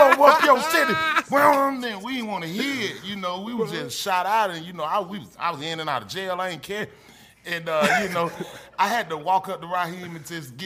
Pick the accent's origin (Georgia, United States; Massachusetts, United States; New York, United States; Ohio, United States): Georgia, United States; Atlanta; I'm from Bankhead. I was born in Bankhead on the sofa.